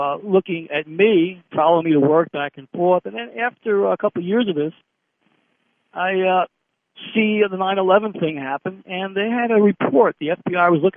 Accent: United States; I'm American

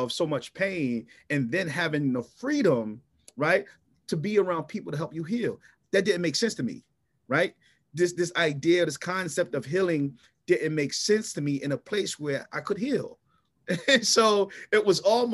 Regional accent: Philadelphia, Pennsylvania, United States; moved away as an adult; also born or lived in Tennessee; born and raised in North Philadelphia, coming out of North Philadelphia

